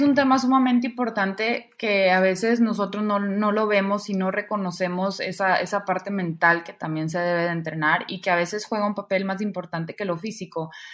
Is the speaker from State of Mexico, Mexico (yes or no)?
no; Monterrey, Nuevo León, Mexico; soy de Monterrey